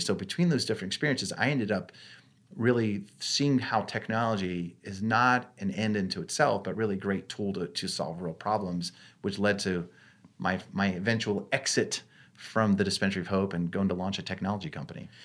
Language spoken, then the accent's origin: English; Maine, United States; growing up in Maine, now this is more out of necessity. Five kids, and we're living in rural Maine